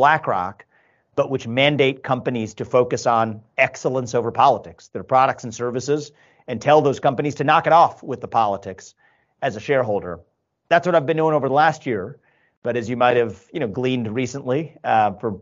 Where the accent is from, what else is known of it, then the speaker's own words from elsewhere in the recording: Cincinnati, Ohio, United States; moved away as an adult; also born or lived in Columbus, Ohio / Northeast United States; born and raised in Cincinnati, live in Columbus now, but a 15-year detour in the Northeast